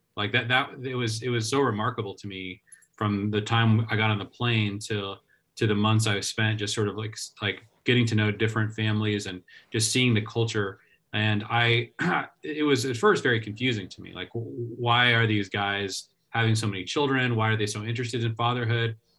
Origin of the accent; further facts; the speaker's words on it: Seattle, Washington, United States; I grew up in the Seattle area